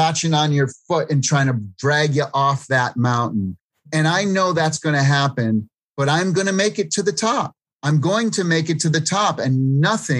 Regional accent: East Coast, United States; East Coast Italian, growing up in the East Coast

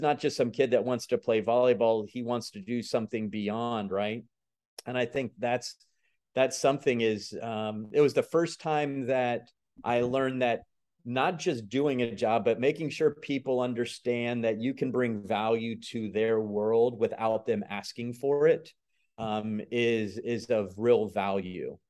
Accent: Tampa, Florida, United States; also born or lived in Camp Lejeune, North Carolina; I've grown up here in the Tampa Bay area

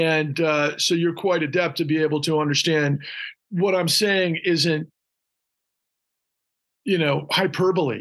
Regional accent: Houston, Texas, United States; also born or lived in Austin, Texas; I was born in Austin. I grew up in Houston.

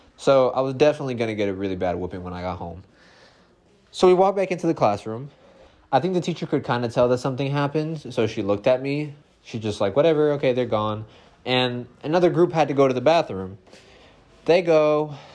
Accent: West Palm Beach, Florida, United States; I grew up in West Palm Beach.

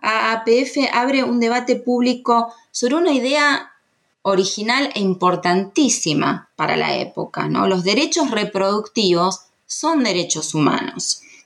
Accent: Argentina

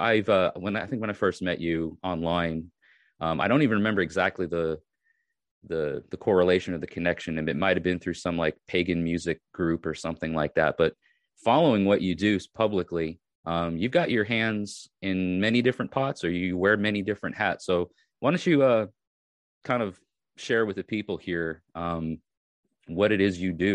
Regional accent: New York, United States; moved away as an adult; now in Tennessee, United States; I'm originally from New York, and I moved to Tennessee

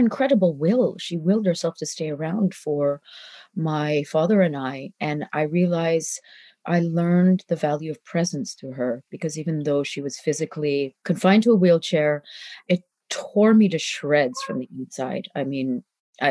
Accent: Canada; moved away as an adult; also born or lived in India; when I was growing up in Canada

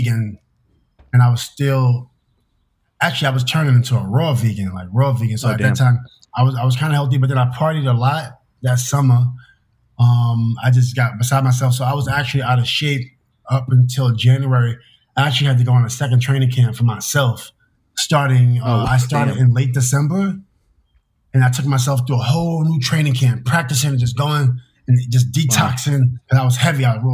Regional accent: New York City, New York, United States; I'm from New York City

